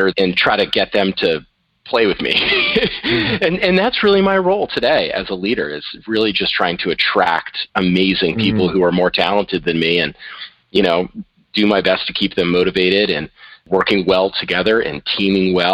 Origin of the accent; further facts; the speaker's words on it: Boston area, southern New Hampshire, United States; also born or lived in San Francisco, California; I moved to New Hampshire when I was about 6 years old and largely grew up in the southern New Hampshire, Boston kind of area